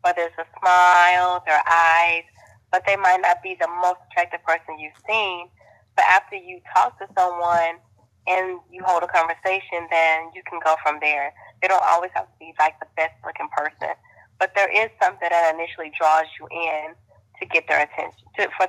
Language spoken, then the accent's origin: English; Texas, United States; I'm from Texas.